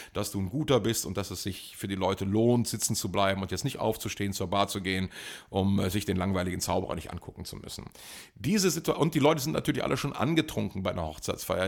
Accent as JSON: {"language": "German", "country": "Germany", "said": "Ich komme aus Deutschland"}